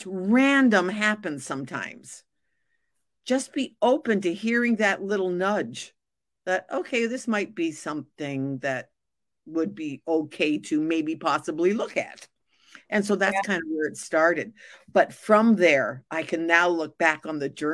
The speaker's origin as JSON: {"language": "English", "town": "Montreal", "region": "Quebec", "country": "Canada", "moved": "yes", "said": "I'm originally from Montreal"}